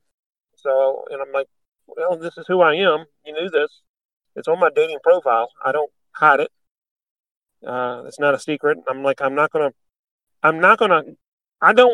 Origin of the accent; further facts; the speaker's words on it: Richmond, Virginia, United States; Richmond, Virginia.